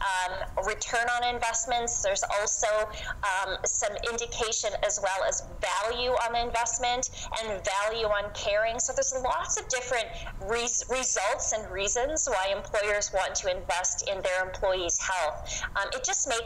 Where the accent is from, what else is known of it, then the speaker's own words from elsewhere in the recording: the Maritimes, Canada; moved away as an adult; now in London, Canada; I moved to London from the East Coast. I'm a Maritimer in 2001